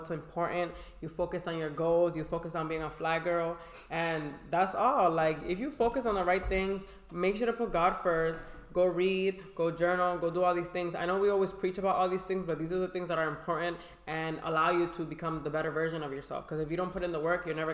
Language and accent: English; Boston, Massachusetts, United States; I come from Boston, Massachusetts